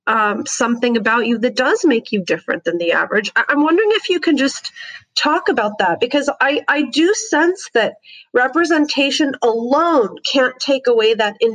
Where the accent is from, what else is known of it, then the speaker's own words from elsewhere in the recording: Canada; also born or lived in United States; And my, my parents are from Egypt, but I grew up in Canada and the US.